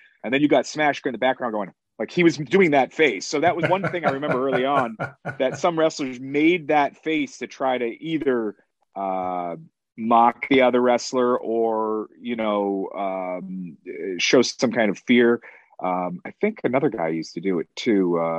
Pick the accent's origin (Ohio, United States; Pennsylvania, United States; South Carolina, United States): Pennsylvania, United States; Danville; born there; also born or lived in Haverhill, United States / Fall River, United States / Binghamton, United States / Albany, United States; I grew up in a lot of little places. I was born in Danville, Pennsylvania, moved over to Haverhill, Mass, moved to Fall River, Mass, moved to Binghamton, and then moved to Albany, New York.